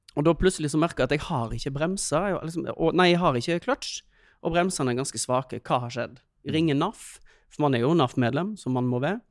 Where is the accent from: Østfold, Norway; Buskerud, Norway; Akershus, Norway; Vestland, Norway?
Vestland, Norway; Øystese; moved away; jeg kommer jo fra Øystese, eh, så vi begynte jo å kjøre bil når vi var tolv